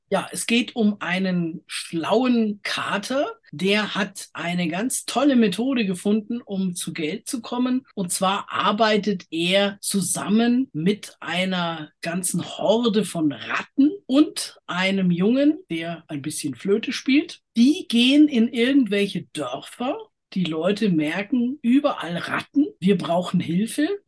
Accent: Germany

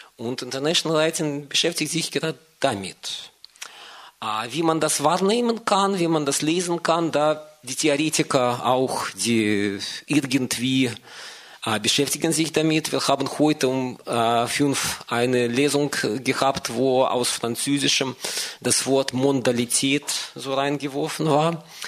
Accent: Moscow, Russia; moved away; ich bin ursprünglich aus Moskau

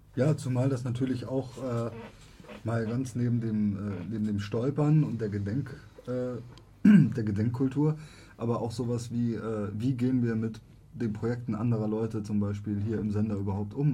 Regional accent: Germany; ich bin nun mal in Deutschland geboren und ich bin hier aufgewachsen

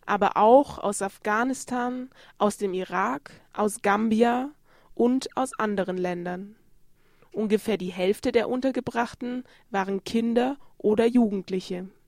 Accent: Berlin, Germany; Das kenne ich von Berlin. Ich komme aus Berlin.

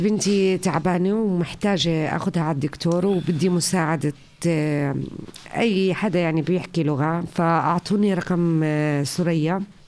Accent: Jordan; now in Flensburg, Germany; من الأردن

